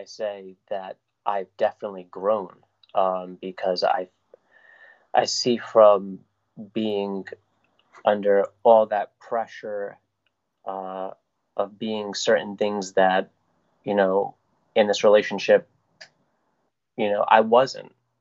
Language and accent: English; Woonsocket, Rhode Island, United States; I was born and raised in Rhode Island